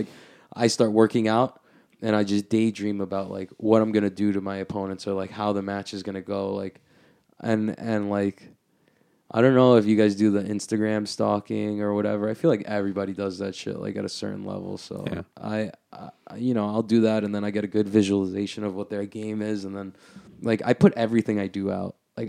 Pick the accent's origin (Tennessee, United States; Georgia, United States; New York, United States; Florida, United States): New York, United States; Flushing; I grew up out here in Bayside, Flushing, so I'm very familiar.